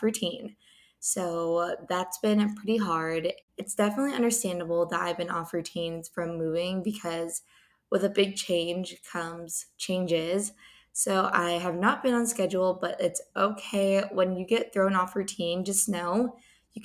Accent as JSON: {"language": "English", "town": "San Diego", "region": "California", "country": "United States", "tie": "born or raised there", "moved": "as an adult", "lives_now": "Los Angeles, United States", "said": "I did live in San Diego"}